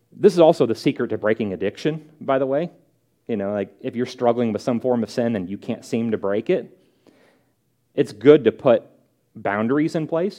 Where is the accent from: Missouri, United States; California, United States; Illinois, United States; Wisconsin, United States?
Missouri, United States; St. Louis; moved away; I'm from St. Louis.